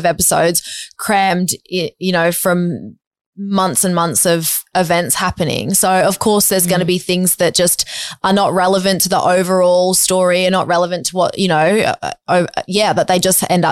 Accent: Gold Coast, Queensland, Australia; I come from the Gold Coast

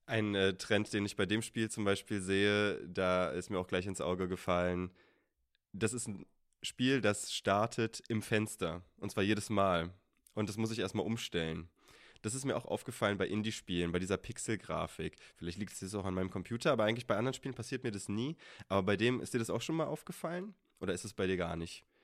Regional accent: Berlin, Germany; also born or lived in Wales; wir kommen beide aus Berlin

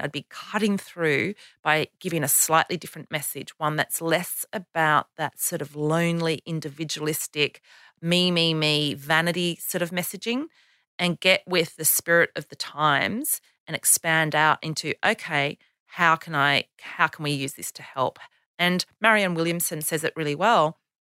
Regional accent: Canberra, Australian Capital Territory, Australia; Canberra, which is my hometown

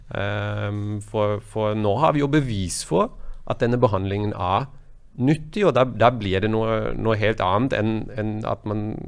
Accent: Germany; now in Norway; mitt hjemland i Tyskland

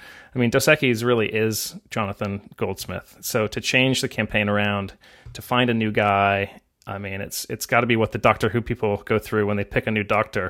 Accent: England, United Kingdom; because I grew up in England and I read it too.

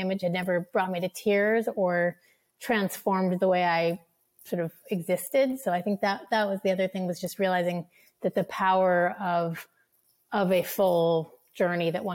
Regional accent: Cambridge, Massachusetts, United States; I grew up in Cambridge and I had, spent my childhood going to the big marquee blockbuster theaters.

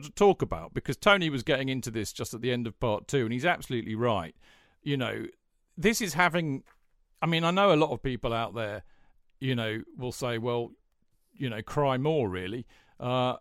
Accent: United Kingdom; we're British

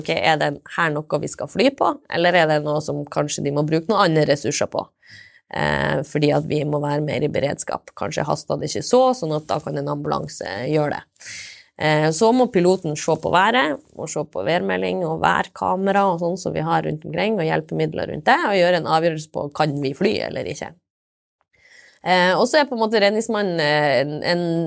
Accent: Steigen, Nordland, Norway; also born or lived in Trondheim / Bodø / Cambodia; Jeg kommer fra Steigen, Engeløya i Nordland

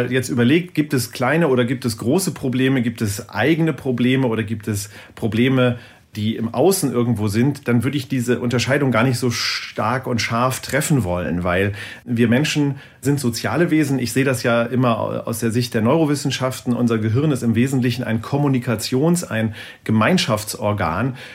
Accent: Lower Saxony, Germany; Ich komme hier aus dem Norden hier gibt es ein Gebiet, das heißt Teufelsmoor äh, in der Nähe von Bremen, Worpswede, die Ecke.

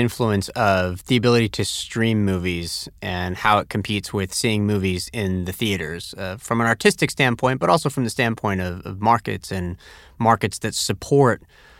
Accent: Tampa, Florida, United States; So even as a kid growing up in Tampa, Florida, I still was able to enjoy it.

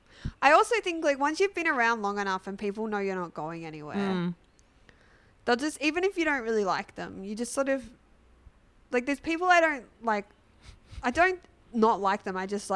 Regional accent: Sydney, New South Wales, Australia; I'm from Sydney.

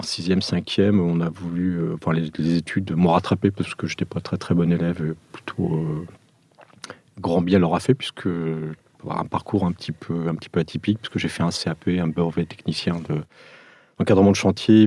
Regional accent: Gif-sur-Yvette, Île-de-France, France; also born or lived in Portugal; je suis portugais d'origine français euh, d'adoption, euh, je suis arrivé en France en 74

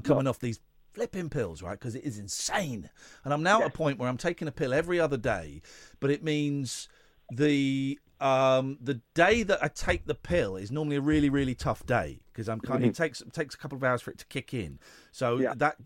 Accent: England, United Kingdom; we are London centric, and we're English

